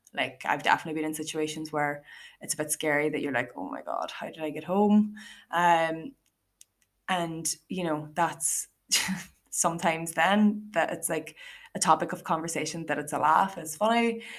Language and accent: English; Ireland; as Irish, like we're known for loving having a laugh